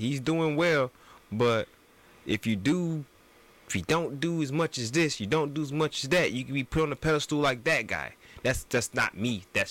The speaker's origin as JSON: {"language": "English", "town": "Atlanta", "region": "Georgia", "country": "United States", "tie": "born or raised there", "said": "I'm from Atlanta"}